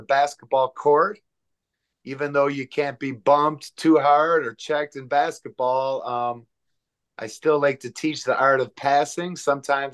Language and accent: English; Angola, New York, United States; moved away; So I get to stay at the house I grew up in Angola, New York